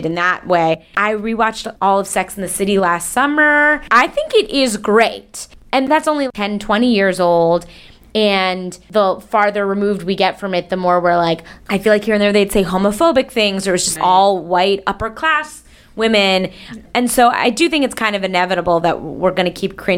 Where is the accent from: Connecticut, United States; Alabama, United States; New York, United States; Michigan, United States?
New York, United States; Long Island; I grew up on Long Island.